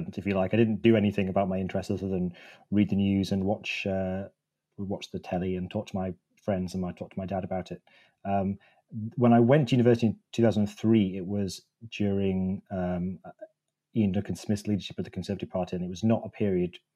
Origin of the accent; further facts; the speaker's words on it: Wakefield, Yorkshire and the Humber, United Kingdom; I grew up in the Morley and Outwood bit of Wakefield